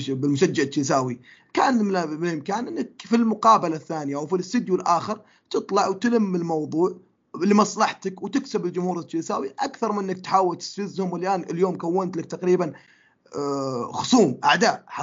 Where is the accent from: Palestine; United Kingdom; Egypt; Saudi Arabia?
United Kingdom; London; born there; هو انا من مواليد لندن لكن انتمائي للنادي هذا ما جاء عشان في لندن